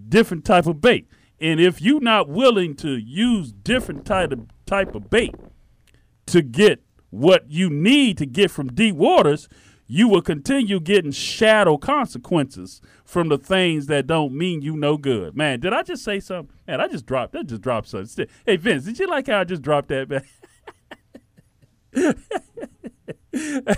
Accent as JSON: {"language": "English", "town": "Miami", "region": "Florida", "country": "United States", "said": "I'm from Miami, okay? I remember my father used to take me fishing"}